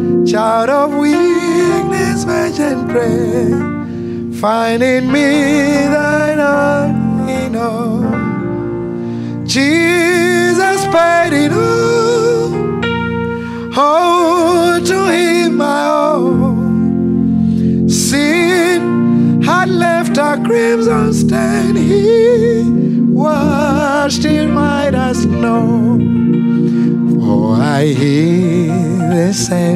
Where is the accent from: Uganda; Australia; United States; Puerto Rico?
Uganda; accent: Ugandan; I come from Uganda.